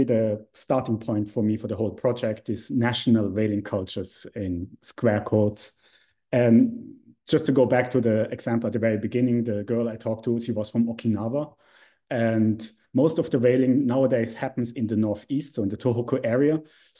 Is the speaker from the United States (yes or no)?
no; Switzerland; I'm from Switzerland, so I studied history and Japanese studies at the University of Zurich.